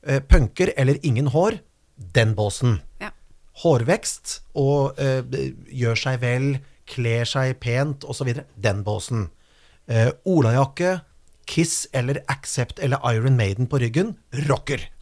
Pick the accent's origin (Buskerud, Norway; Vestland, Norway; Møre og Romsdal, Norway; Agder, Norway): Buskerud, Norway; Kongsberg; Og det var noe, sånn som På Kongsberg, der jeg kommer fra, så var det på en måte, plutselig så var det noen som plutselig klipte den rottehalen.